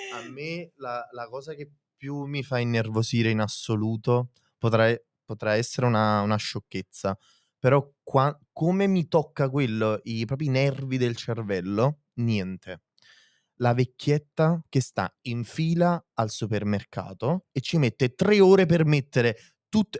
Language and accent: Italian; province of Naples, Campania, Italy